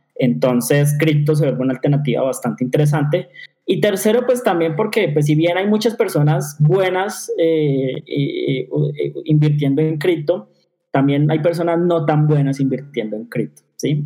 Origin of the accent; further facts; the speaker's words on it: Colombia; Nosotros como colombianos